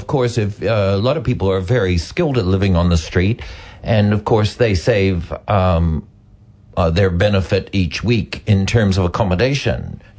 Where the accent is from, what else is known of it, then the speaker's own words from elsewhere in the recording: Canada; now in New Zealand; I'm Canadian.